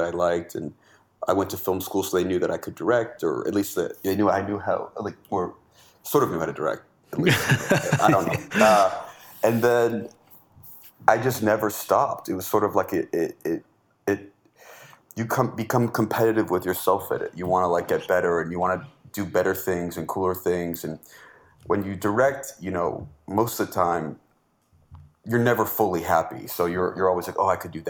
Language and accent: English; Los Angeles, California, United States; also born or lived in Vermont / New York; I grew up